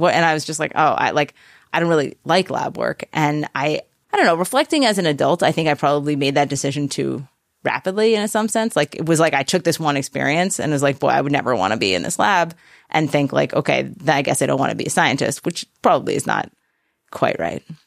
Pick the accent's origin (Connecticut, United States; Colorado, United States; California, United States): Connecticut, United States; New Haven; come from Connecticut. Okay. I was born in New Haven